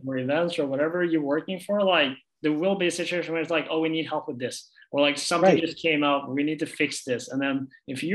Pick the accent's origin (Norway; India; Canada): Norway; moved away as an adult; also born or lived in United States; I'm from Norway